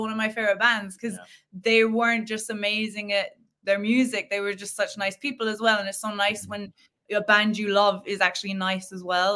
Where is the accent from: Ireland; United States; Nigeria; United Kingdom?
Ireland; Killarney, Munster; we used to actually go busking like in our town